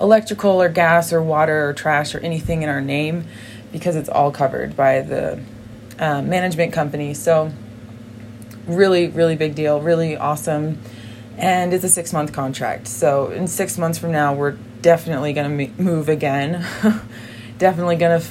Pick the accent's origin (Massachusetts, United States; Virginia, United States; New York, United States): Massachusetts, United States; first language English; also born or lived in Brazil; I'm from Massachusetts, which is a very four seasons kind of area